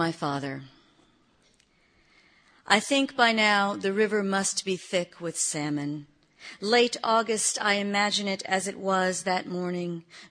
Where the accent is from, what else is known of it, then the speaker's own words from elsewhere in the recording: Atlanta, Georgia, United States; growing up in Atlanta, Lester Maddox was still a popular figure